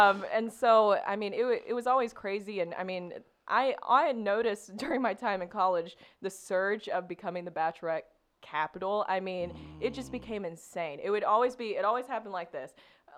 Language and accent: English; the South, United States; accent: Southern; I worked so hard to get rid of my Southern accent.